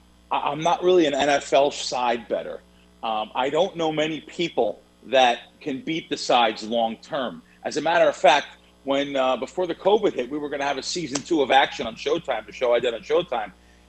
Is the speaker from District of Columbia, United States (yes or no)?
no; New York City, New York, United States; Yeah, Joe and Joe was a big produce place where I grew up in the Bronx.